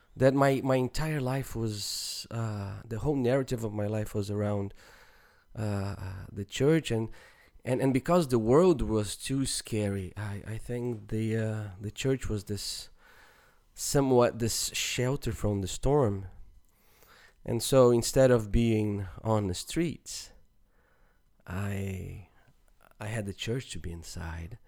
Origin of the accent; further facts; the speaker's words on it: Brazil; moved away; even growing up in Brazil